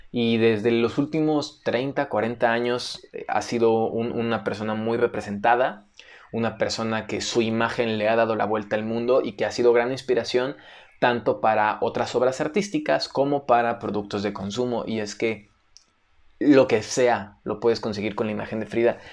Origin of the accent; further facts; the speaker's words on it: Mexico; todo el mundo nos conoce como mexicanos